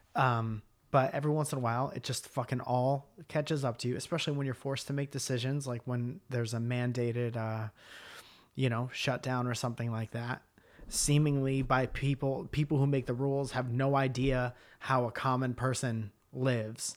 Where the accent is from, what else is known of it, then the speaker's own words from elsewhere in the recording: Milford, Connecticut, United States; moved away as an adult; also born or lived in Boston / Stamford, Connecticut; we'd moved out of our hometown. But in Milford, Connecticut